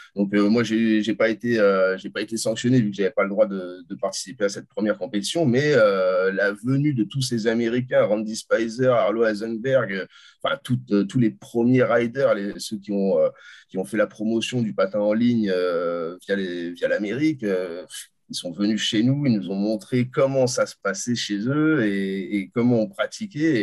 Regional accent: France; je suis français, je resterai toute ma vie en France

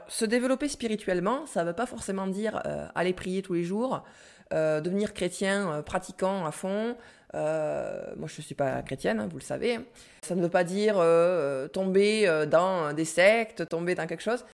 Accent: France

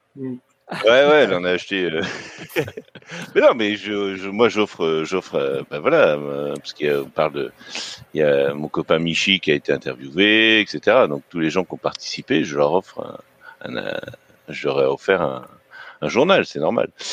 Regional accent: Breton, Brittany, France; je suis un breton solide qui boit de la bière.

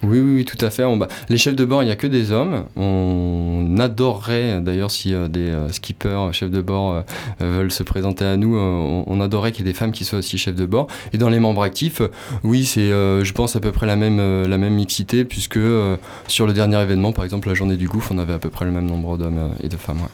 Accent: Nantes, Pays de la Loire, France; also born or lived in Landes; now in Capbreton, France; Je suis originaire de Nantes

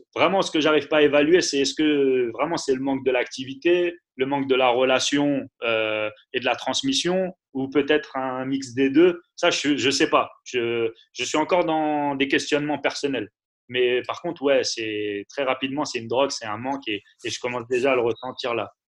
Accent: Paris, Île-de-France, France; Moi, je suis parisien

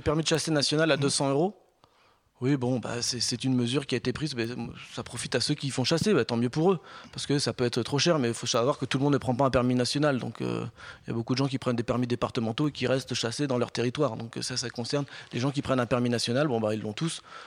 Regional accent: Compiègne, Hauts-de-France, France; je suis né à Compiègne, je vis ce territoire depuis toujours

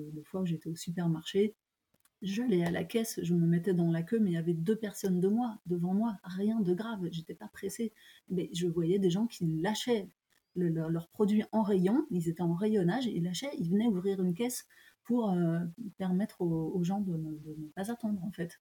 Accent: France; also born or lived in Japan; je ne veux pas dénigrer mon pays, j'aime beaucoup mon pays et je, me sens tout à fait française

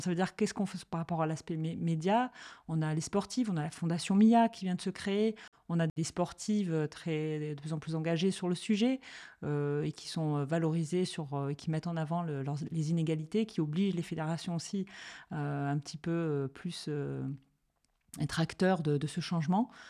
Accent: Marseille, Provence-Alpes-Côte d'Azur, France; j'ai grandi à Marseille

